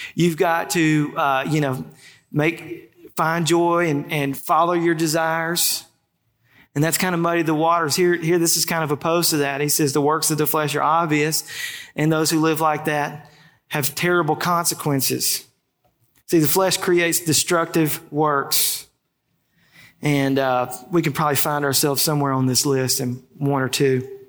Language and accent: English; Ruston, Louisiana, United States; I grew up in Ruston, first job in high school